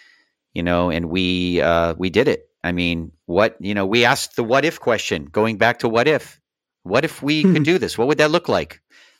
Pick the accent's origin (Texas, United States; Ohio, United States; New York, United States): Ohio, United States; I mean, you know, I'm from Ohio, so I have to use this example.